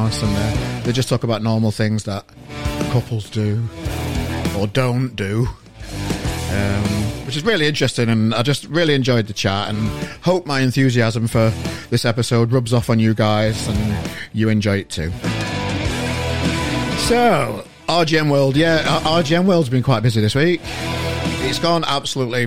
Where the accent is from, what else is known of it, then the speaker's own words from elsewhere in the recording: Yorkshire and the Humber, United Kingdom; As Yorkshireman